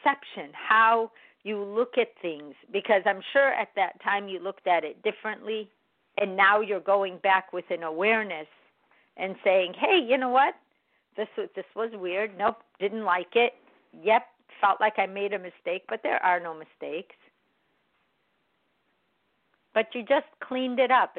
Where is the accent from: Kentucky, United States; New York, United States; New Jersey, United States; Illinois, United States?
Illinois, United States; Chicago; I was born in America, in Chicago